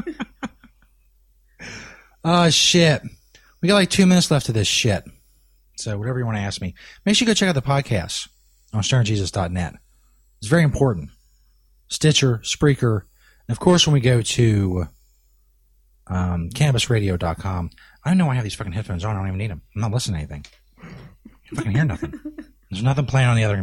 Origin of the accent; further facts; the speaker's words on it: Kentucky, United States; I broadcast in Northern Kentucky. Somebody asked if I'm from Kentucky. Yes